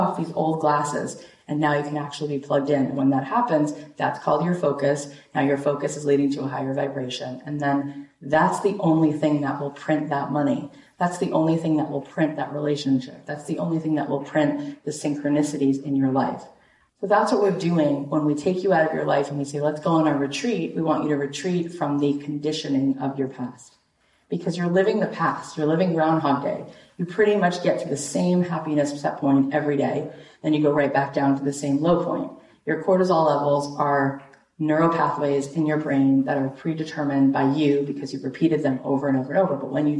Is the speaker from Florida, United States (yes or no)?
yes; Boca Raton, Florida, United States; moved away as an adult; also born or lived in Jerusalem, Israel / Los Angeles, California; now in Boca Raton, United States; I grew up right here in Boca Raton, Florida